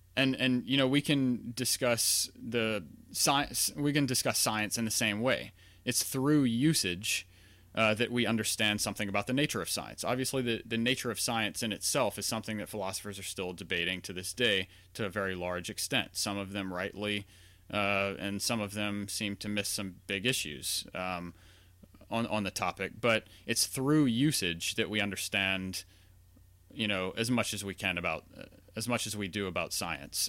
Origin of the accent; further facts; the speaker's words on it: Louisiana, United States; I grew up in Louisiana, not far from New Orleans